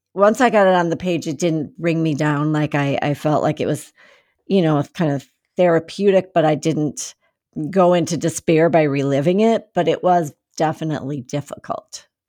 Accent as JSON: {"language": "English", "region": "Minnesota", "country": "United States", "tie": "born or raised there", "also_born_or_lived": "Seattle, Washington", "moved": "as an adult", "said": "I grew up in Minnesota"}